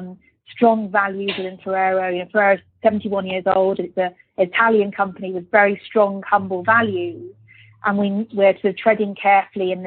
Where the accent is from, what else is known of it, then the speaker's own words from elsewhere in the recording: Birmingham, West Midlands, United Kingdom; moved away; also born or lived in Luxembourg / London; I'm a British person born in Birmingham. So very proud of being from Birmingham.